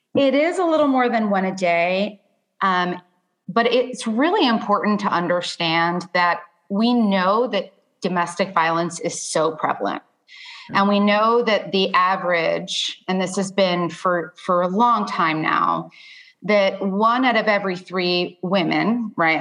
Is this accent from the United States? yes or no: yes; Miami, Florida, United States; now in Nashville, United States; I'm actually originally from Florida.